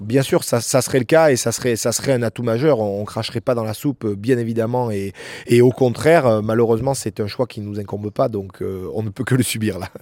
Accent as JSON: {"language": "French", "area": "La Grave de Peille", "region": "Provence-Alpes-Côte d'Azur", "country": "France", "tie": "born or raised there", "said": "j'ai grandi avec euh, à la Grave de Paye"}